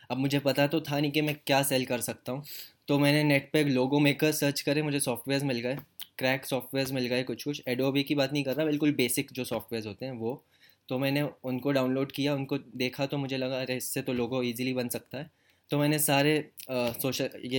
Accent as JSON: {"language": "Hindi", "town": "Jeddah", "region": "Makkah Province", "country": "Saudi Arabia", "tie": "born or raised there", "also_born_or_lived": "Bhopal, India", "moved": "as an adult", "lives_now": "India", "said": "भोपाल में तो एक साल भी नहीं हुआ था एंड में हम लोग मूव कर गए थे सऊदी अरब में जद्दा सिटी का नाम है वहाँ पे तो मेरा मेरा पूरा बचपन सऊदी अरब में गया मतलब मैं एटीन ईयर्स सऊदी अरब में रहा"}